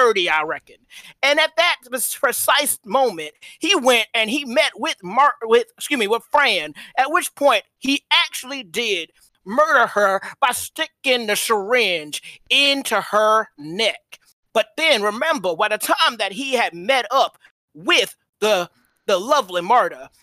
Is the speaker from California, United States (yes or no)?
no; Georgia, United States; I'm from Georgia